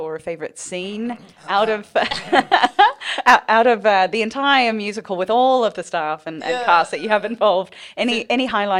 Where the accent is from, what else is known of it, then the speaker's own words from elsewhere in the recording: New Zealand; Sorry, as a Kiwi myself, I just think that's incredible.